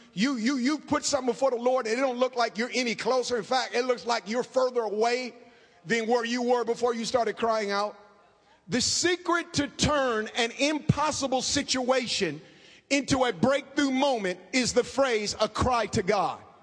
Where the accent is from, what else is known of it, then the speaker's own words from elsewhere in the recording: Oakland, California, United States; I grew up in inner city Oakland.